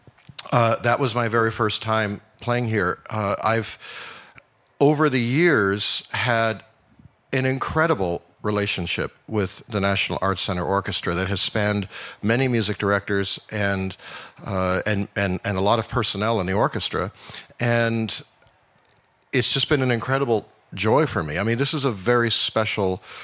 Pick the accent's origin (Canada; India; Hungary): Canada; Vancouver, British Columbia; now in Houston, United States; I am indeed Canadian, and I'm from Vancouver.